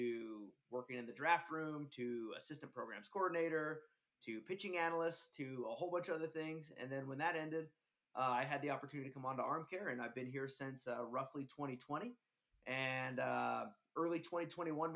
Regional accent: Salt Lake City, Utah, United States; I grew up out here in Salt Lake City, Utah, played at Taylorsville High School

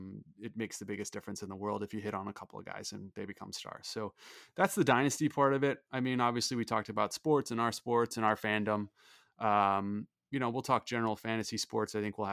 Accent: St. Louis, Missouri, United States; I was a fan of the St. Louis Blues growing up in St.

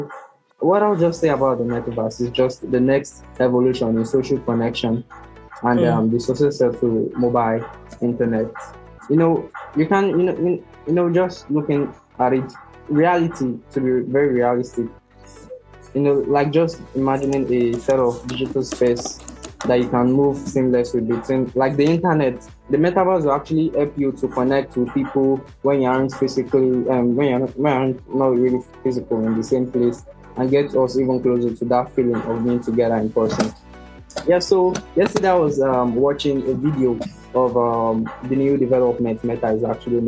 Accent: Nigeria; I'm from Nigeria

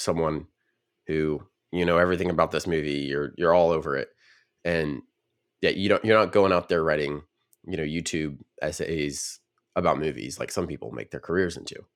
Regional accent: Nashville, Tennessee, United States; I grew up in the Nashville region

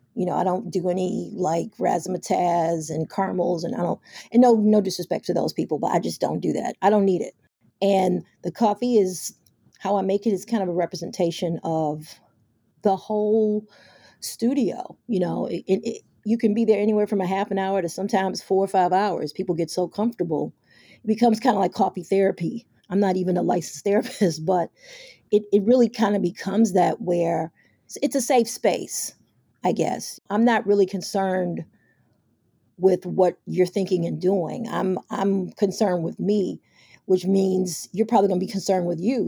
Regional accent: Chicago, Illinois, United States; also born or lived in New York; I'm from Chicago, but I was living in New York

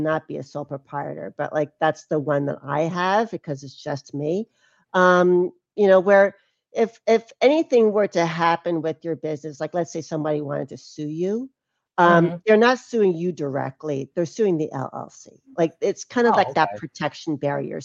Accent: New Jersey, United States; moved away; also born or lived in California; I grew up in New Jersey.

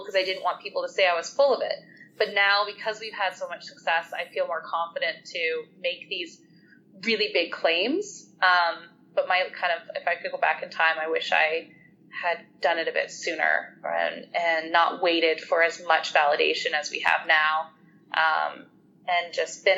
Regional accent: Canada; as Canadians

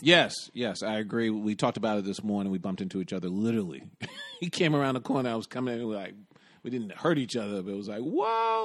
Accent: New York, United States; When I was a little kid growing up in the West Village with my mom and then later on in the Bronx with my grandparents

